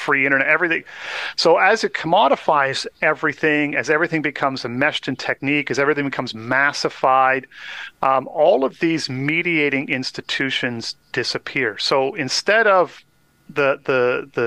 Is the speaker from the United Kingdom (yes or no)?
no; Canada; as a Canadian, I did learn some French